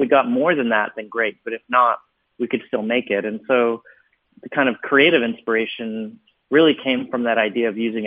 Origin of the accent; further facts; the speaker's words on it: Vancouver, British Columbia, Canada; I am from Vancouver on the West Coast, where I grew up doing kid shows when I was very young